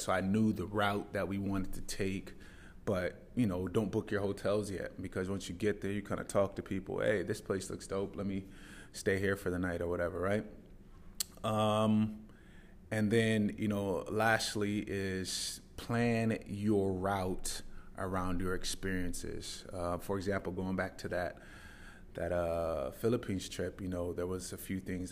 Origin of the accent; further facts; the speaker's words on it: Tacoma, Washington, United States; moved away as an adult; now in Dubai, United Arab Emirates; I grew up in the Pacific Northwest. For any of you that know Mount Rainier, I lived there until I was about eighteen years old